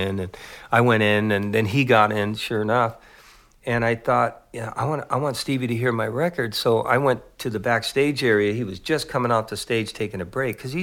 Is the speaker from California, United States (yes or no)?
yes; San Jose, California, United States; I grew up in East San Jose